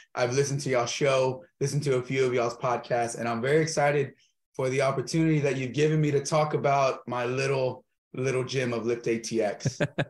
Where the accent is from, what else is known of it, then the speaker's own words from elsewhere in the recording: Texas, United States; open up another gym in different cities in texas maybe one in my hometown